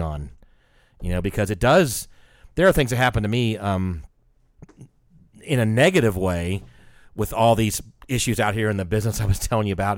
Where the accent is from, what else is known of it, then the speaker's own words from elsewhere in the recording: United States; I was from the States